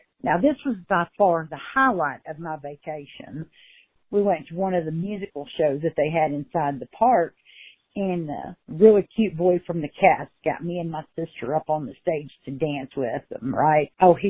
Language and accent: English; Fort Worth, Texas, United States; now in Nashville, United States; When I was growing up in Fort Worth, Texas